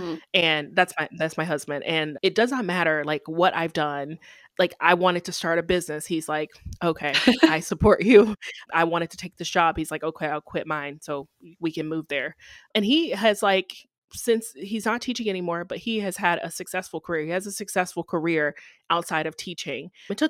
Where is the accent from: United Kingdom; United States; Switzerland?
United States; the South; I probably would have chose Florida, honestly, because I'm from the South.